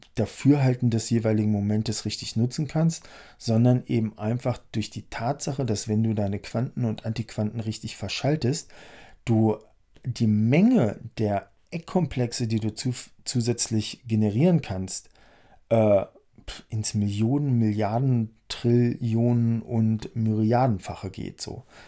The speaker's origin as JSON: {"language": "German", "region": "Harz", "country": "Germany", "said": "der kommt aus dem Harz, wo ich herkomme"}